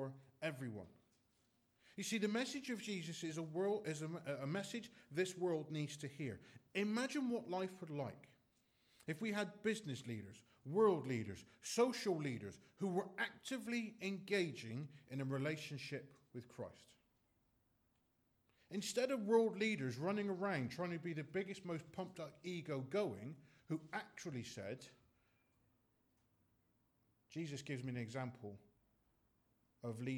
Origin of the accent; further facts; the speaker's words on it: United Kingdom; we're British